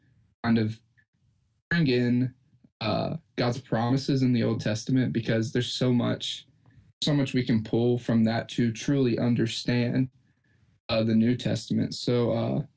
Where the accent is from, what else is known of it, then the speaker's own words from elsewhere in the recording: Lexington, Kentucky, United States; I'm from Lexington in Kentucky